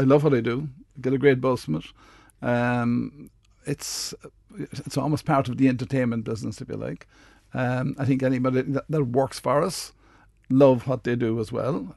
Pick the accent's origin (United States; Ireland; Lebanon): Ireland; Midleton, Munster; I'm from Middleton